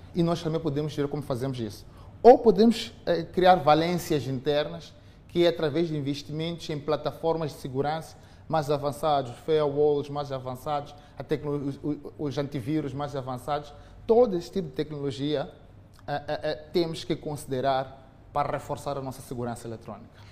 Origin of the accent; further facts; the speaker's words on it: Mozambique; nós, como moçambicanos